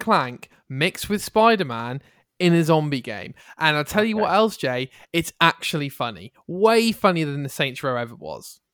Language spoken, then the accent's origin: English; England, United Kingdom; I'm English